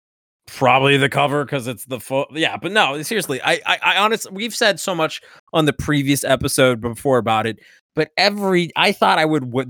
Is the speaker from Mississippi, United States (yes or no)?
no; Miami, Florida, United States; I grew up in Miami.